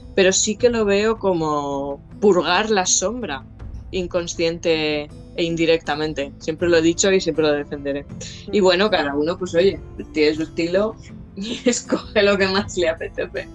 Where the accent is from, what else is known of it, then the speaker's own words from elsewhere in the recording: Jaca, Aragon, Spain; moved away; de pequeña, cuando vivíamos en Jaca